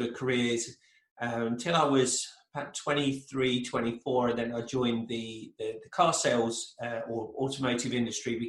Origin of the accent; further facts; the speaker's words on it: England, United Kingdom; moved away as an adult; now in United States; originally I'm from England, in case people haven't picked up on the accent, but from England.